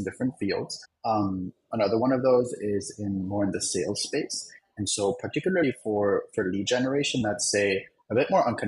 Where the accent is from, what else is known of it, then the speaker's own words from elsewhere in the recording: Germany; now in New York, United States; I'm from Germany